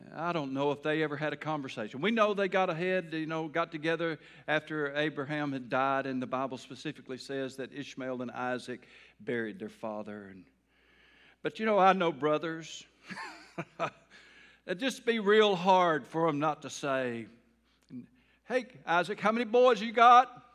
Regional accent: Taylor, United States; I grew up in a town called Taylor

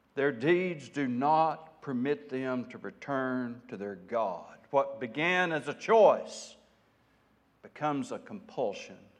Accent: United States; as American people folk

